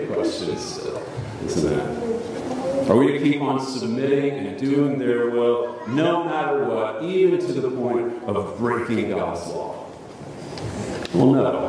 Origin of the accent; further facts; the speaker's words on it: United States; as American Protestants